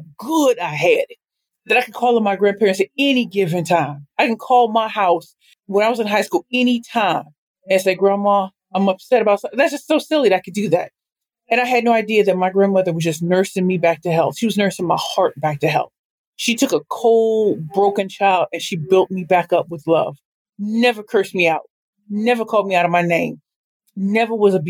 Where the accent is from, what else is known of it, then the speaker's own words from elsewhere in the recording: St. Louis, Missouri, United States; I am from St. Louis, Missouri.